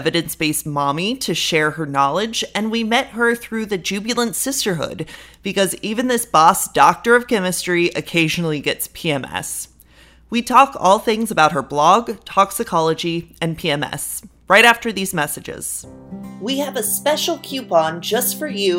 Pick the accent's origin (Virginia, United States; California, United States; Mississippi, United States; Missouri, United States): California, United States; accent: California surfer bro; I just have like the California, like surfer bro kind of accent